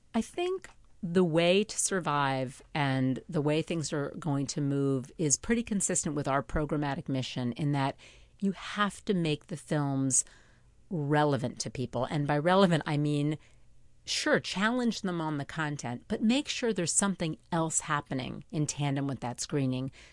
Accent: Port Washington, New York, United States; now in Manhattan, United States; I grew up in Port Washington

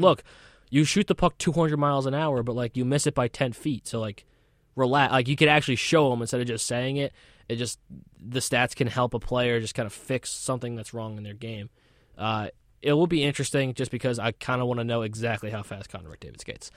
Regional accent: Connecticut, United States; I'm also from Connecticut

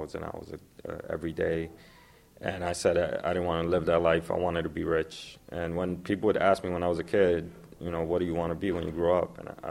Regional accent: New York City, New York, United States; I was born and raised in the Lower East Side of Manhattan

